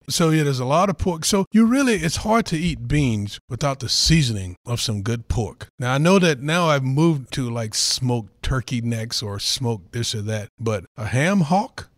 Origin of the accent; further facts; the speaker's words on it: North Carolina, United States; moved away; a kid growing up in North Carolina, like I said, everything on the pig we ate